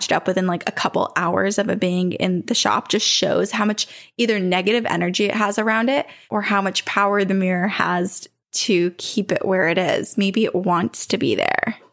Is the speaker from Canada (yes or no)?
no; Queensland, Australia; accent: Australian; I'm from Australia.